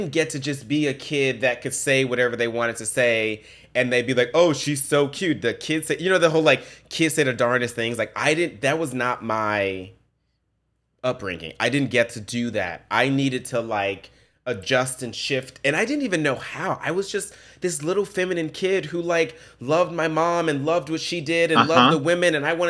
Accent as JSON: {"language": "English", "region": "the South", "country": "United States", "tie": "born or raised there", "said": "I come from the South. I come from the ghetto. I grew up poor."}